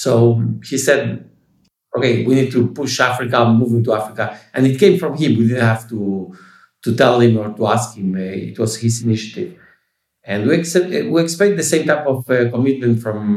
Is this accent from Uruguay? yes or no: yes; Uruguay; we are from Uruguay